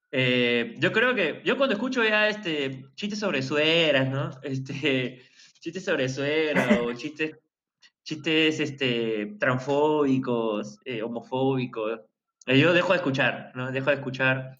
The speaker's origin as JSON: {"language": "Spanish", "country": "Peru", "said": "en mi país"}